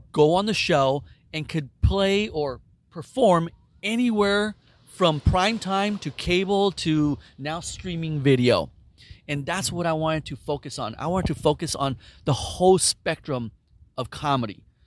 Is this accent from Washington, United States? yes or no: no; San Jose, California, United States; also born or lived in Mexico; I was born in Mexico, and I was raised in San Jose, California, and I was adopted at 5 years old